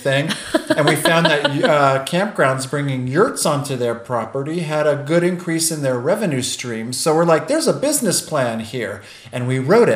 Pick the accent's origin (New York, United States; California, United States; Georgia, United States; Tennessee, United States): New York, United States; Port Chester; moved away; Born and raised in Port Chester, New York as a child